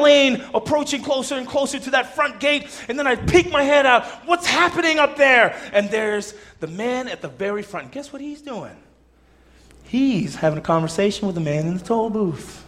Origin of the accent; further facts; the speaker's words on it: Southern California, United States; I'm Southern Californian